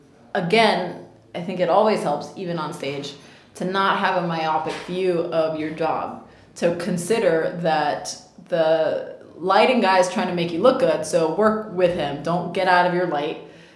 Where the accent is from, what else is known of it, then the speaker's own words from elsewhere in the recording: Cuba; accent: Cuban; So, they didn't think that my accent in Spanish worked because I had a Cuban accent.